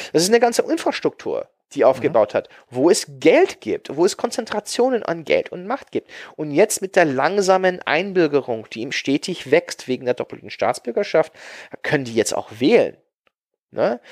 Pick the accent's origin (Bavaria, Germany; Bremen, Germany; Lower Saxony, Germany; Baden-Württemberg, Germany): Lower Saxony, Germany; Hanover; meine Heimatstadt Hannover